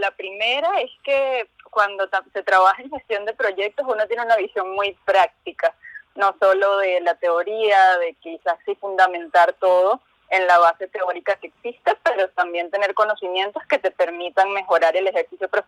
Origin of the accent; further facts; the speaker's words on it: Caracas, Capital District, Venezuela; De Venezuela.